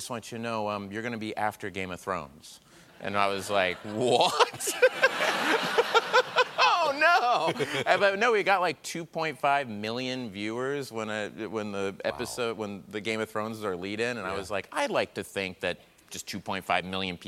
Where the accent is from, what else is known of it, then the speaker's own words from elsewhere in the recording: Tulsa, Oklahoma, United States; I'm from Tulsa, Oklahoma